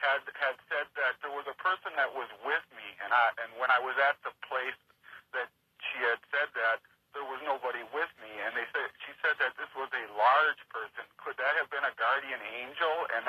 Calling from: Valparaiso, Indiana, United States; I am calling from Valparaiso, Indiana.

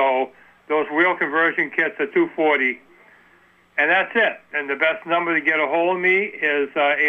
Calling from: Vermont, United States; I'm calling from Allbirds, Vermont.

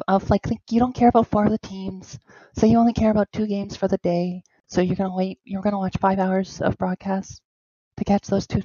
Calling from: Toronto, Ontario, Canada; I am from Toronto.

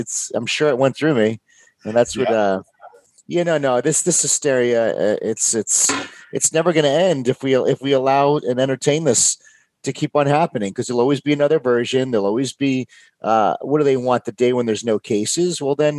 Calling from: Houston, Texas, United States; Houston, Texas. I'm right in Houston.

